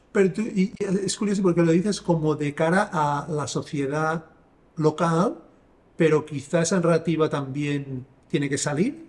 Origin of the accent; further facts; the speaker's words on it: Sabadell, Catalonia, Spain; moved away; Yo soy de Sabadell